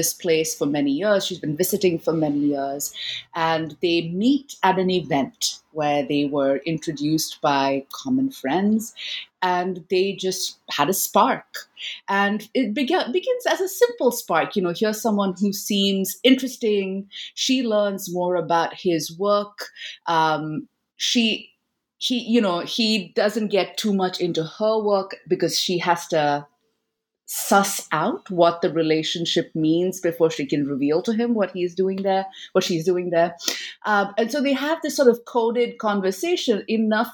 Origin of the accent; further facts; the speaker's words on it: India; my own, you know, childhood growing up in India